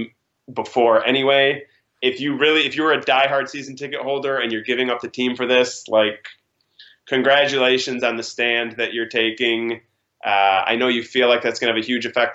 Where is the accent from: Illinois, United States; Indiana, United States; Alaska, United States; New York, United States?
Illinois, United States; Chicago; Growing up in Chicago